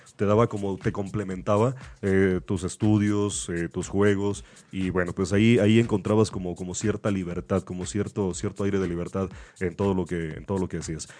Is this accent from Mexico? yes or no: yes; Mexico; así somos los mexicanos